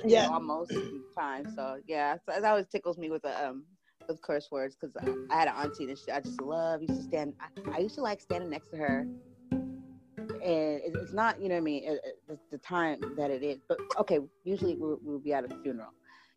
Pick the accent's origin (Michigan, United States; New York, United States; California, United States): California, United States; San Diego; San Diego, California.